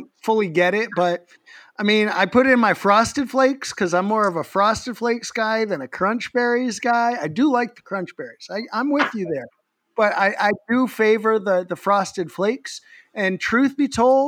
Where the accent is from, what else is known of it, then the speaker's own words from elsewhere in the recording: Massachusetts, United States; I come from Massachusetts, but I also once worked at Illegal Seafood